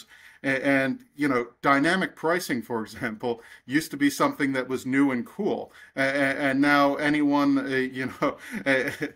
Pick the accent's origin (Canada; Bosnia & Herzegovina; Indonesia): Canada; I'm from Canada.